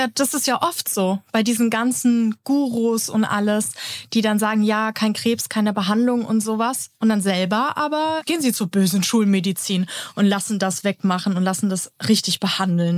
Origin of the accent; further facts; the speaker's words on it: Germany; bei uns in Deutschland